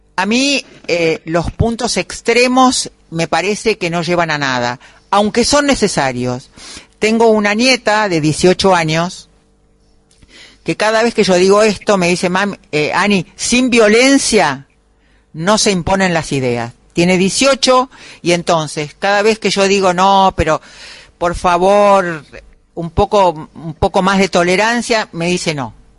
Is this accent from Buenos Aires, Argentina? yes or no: yes; Buenos Aires, Argentina; Nosotros somos tan porteños e inaguantables